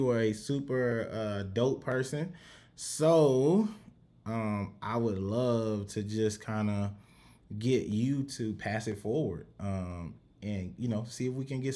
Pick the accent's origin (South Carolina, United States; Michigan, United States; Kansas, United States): South Carolina, United States; now in Houston, United States; I'm from South Carolina, but I live in Houston.